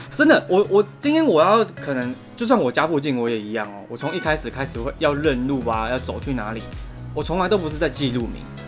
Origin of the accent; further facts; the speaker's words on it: New Taipei, Taiwan; also born or lived in Chiayi; 我家乡在嘉义，但，但我嗯。但我是土生土长的，就是反正新，臭新北人